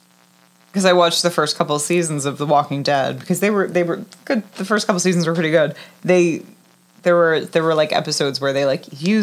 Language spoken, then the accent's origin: English; New Jersey, United States; it's like not an accent. Like I feel like we don't say words in a weird way. And like we've talked about it. We're from New Jersey, but like I feel like people's idea of what New Jersey sounds like is not